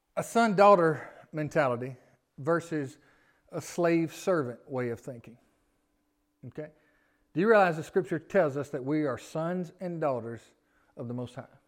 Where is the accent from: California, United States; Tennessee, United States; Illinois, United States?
Tennessee, United States; Memphis; now in Gilbertown, United States; I'm from Memphis